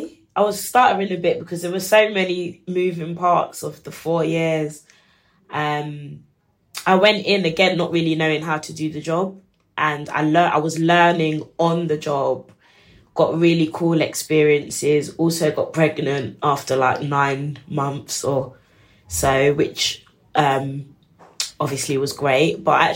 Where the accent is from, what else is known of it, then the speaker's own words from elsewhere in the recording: Ghana; I'm from Ghana.